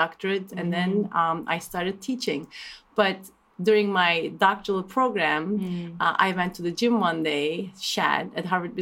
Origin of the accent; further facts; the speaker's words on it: Turkey; moved away as an adult; now in United States; I grew up in Turkey